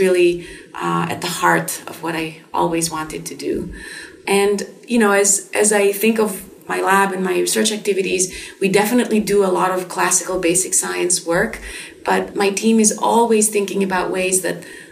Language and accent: English; Greece; moved away as an adult; now in United States; I grew up primarily in Greece.